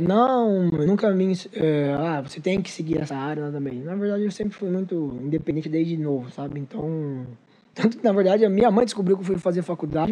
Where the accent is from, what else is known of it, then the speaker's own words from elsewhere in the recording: São Sebastião, São Paulo, Brazil; moved away as an adult; now in Mogi das Cruzes, Brazil; eu sou de São Sebastião, litoral. Morei 18 anos lá. Eu sou mogiano há 8 anos.